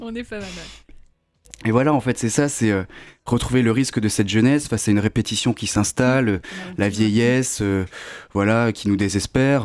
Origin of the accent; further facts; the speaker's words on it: Lorraine, Grand Est, France; moved away; je viens de Lorraine à la base